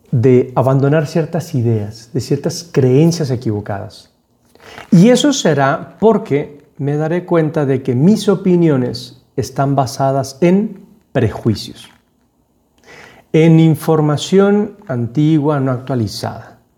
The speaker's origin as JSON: {"language": "Spanish", "country": "Panama", "tie": "born or raised there", "said": "Y entonces yo llegué como un panameño hablando como panameño. Entonces el panameño habla muy rápido, va cortando las palabras, no se le entiende nada. Y eso es lo que me pasaba a mí. No se me entendía nada. Entonces tuve que desaprender mi acento"}